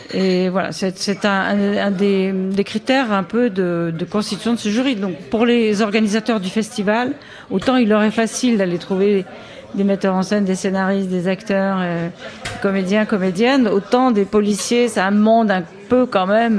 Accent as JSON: {"language": "French", "town": "Viévigne", "region": "Bourgogne-Franche-Comté", "country": "France", "tie": "born or raised there", "said": "je suis née à Vievigne, exactement. Si vous connaissez, c'est bon, un petit peu au nord de Dijon. Et je suis très fière, je revendique bien entendu cette origine euh, bourguignonne et côte dorienne"}